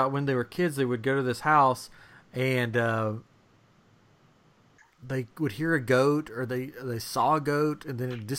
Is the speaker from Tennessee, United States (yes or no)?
yes; East Tennessee, United States; we grew up in East Tennessee, the mountains of East Tennessee.